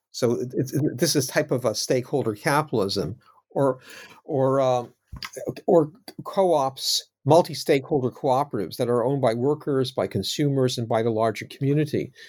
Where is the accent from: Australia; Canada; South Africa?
Canada; now in United Kingdom; I'm not American, I'm Canadian, now living in the U K